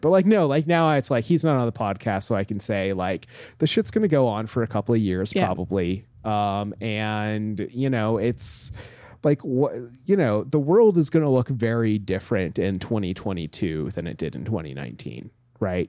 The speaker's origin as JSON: {"language": "English", "town": "Homer", "region": "Alaska", "country": "United States", "tie": "born or raised there", "moved": "yes", "lives_now": "New York, United States", "said": "growing up in Homer"}